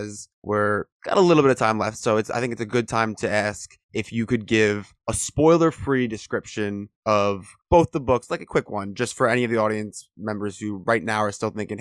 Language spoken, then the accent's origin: English; Chicago, Illinois, United States; now in New York, United States; I was born in Chicago and then came to New York